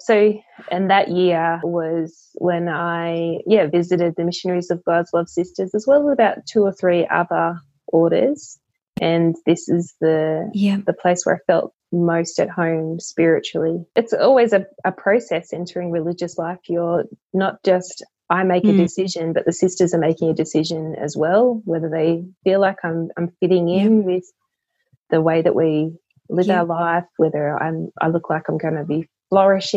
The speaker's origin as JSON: {"language": "English", "country": "Australia", "tie": "born or raised there", "also_born_or_lived": "Queensland", "said": "I grew up in the Canberra Goulburn Diocese"}